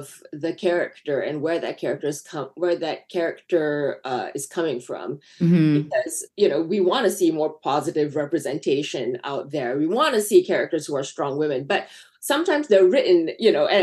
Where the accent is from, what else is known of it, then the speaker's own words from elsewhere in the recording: Malaysia; moved away as an adult; now in Los Angeles, United States; I grew up in Malaysia. And I didn't come to this country until I was 19.